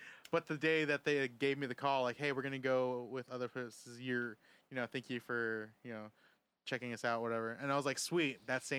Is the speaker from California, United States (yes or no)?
yes; San Diego, California, United States; I was born in 1989. I was born in San Diego.